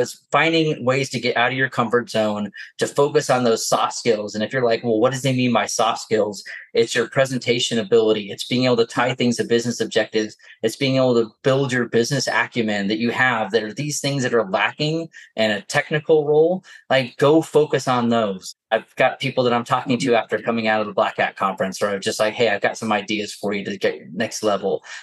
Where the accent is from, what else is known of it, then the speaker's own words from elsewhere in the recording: New Jersey, United States; accent: Jersey; now in Utah, United States; It's a good thing my Jersey accent has stayed hidden this whole time